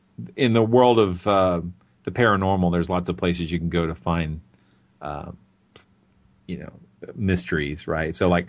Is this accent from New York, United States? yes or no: no; Georgia, United States; I'm from Georgia, and my hometown is a thriving metropolis by comparison.